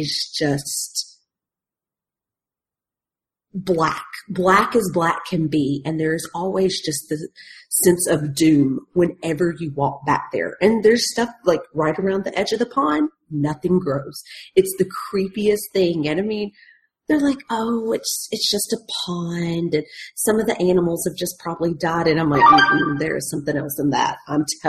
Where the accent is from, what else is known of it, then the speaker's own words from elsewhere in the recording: Tennessee, United States; where I grew up in Tennessee